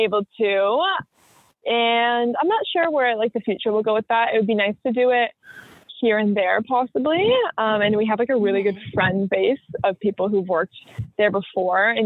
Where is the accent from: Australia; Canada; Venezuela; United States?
Canada; Brantford, Ontario; my hometown in Brantford